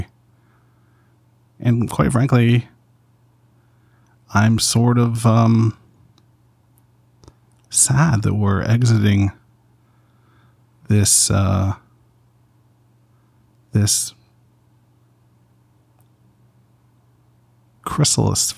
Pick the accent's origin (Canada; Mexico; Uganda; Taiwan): Canada; I'm from Canada, we had much music